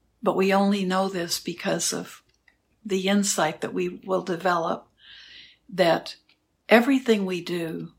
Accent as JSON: {"language": "English", "town": "Houston", "region": "Texas", "country": "United States", "tie": "born or raised there", "moved": "yes", "said": "I grew up in Houston"}